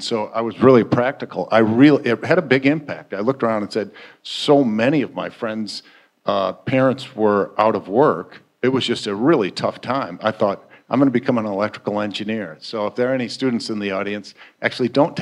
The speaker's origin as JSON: {"language": "English", "town": "Flint", "region": "Michigan", "country": "United States", "tie": "born or raised there", "also_born_or_lived": "Milwaukee, Wisconsin", "moved": "as an adult", "said": "I grew up in Flint, Michigan"}